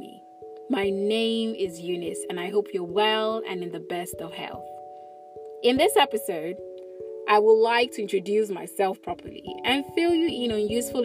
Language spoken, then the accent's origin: English; Lagos, Nigeria; I'm Igbo by origin and have lived in Lagos all my life